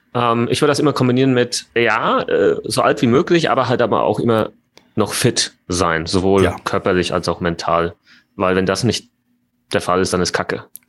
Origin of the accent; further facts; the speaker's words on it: Germany; bei uns in Deutschland